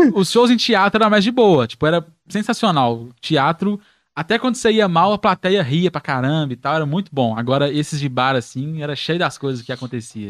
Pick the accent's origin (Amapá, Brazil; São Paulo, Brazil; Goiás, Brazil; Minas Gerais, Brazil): Minas Gerais, Brazil; Belo Horizonte; eu sou do Teixeira Dias, né? Moro no Teixeira Dias, no Barreiro